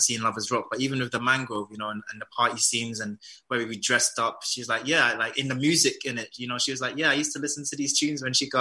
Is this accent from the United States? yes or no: no; London, United Kingdom; My culture is like, my heritage is Jamaican. I was born in London